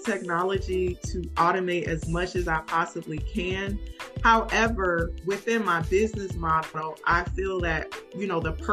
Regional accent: New Haven, Connecticut, United States; moved away as an adult; now in Atlanta, United States; I'm originally from New Haven, Connecticut.

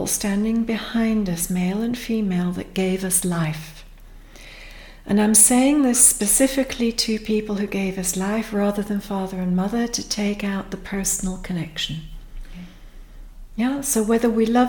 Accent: Pakistan; now in United Kingdom; myself, I'm a Pakistani-born Brit

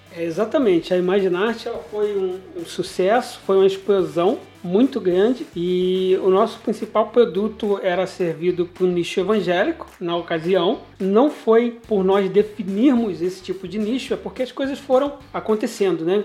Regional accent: Nova Friburgo, Rio de Janeiro, Brazil; also born or lived in Cantagalo / Cordeiro; eu voltei para Nova Friburgo, inclusive a minha cidade natal, e estou aqui até hoje

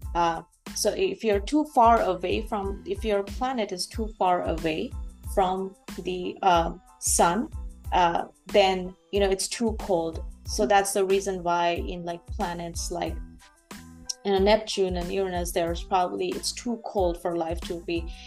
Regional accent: Bangladesh; moved away as an adult; also born or lived in United States; now in Canada; I am uh, born and raised in Bangladesh.

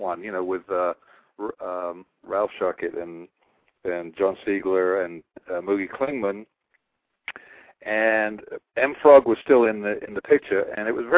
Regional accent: England, United Kingdom; moved away as an adult; now in United States; I'm from England

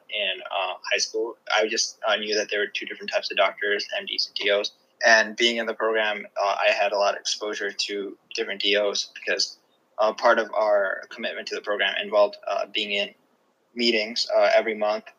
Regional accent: Gandhinagar, Gujarat, India; now in United States; I was born in Gandhinagar, Gujarat, which is like not a big city, you know, and I was really close to my uncle. We lived maybe 5 minutes apart.

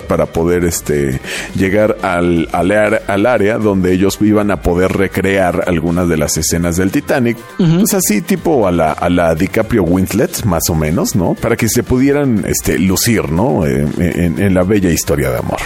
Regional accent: Mexico; como ese buen espíritu mexa, ¿no? Que siempre nos ha caracterizado

